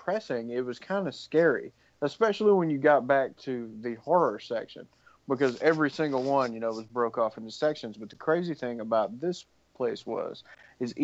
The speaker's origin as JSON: {"language": "English", "town": "Franklin", "country": "United States", "tie": "born or raised there", "said": "We had this store in the town that I grew up in Franklin"}